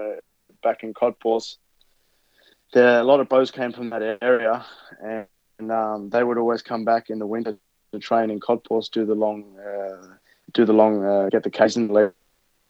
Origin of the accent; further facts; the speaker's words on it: Inverell, New South Wales, Australia; moved away; I grew up as in Inverell.